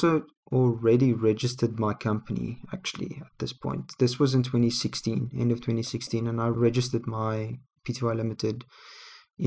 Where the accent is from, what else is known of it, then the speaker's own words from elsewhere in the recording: South Africa; we're both from South Africa